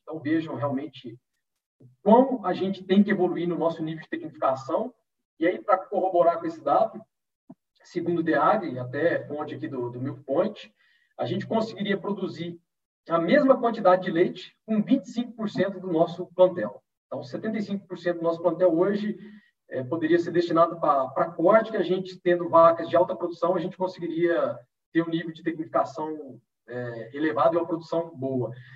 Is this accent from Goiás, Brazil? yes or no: yes; Goiás, Brazil; now in Araras, Brazil; sou natural do estado de Goiás, mas moro atualmente em São Paulo, aqui na cidade de Araras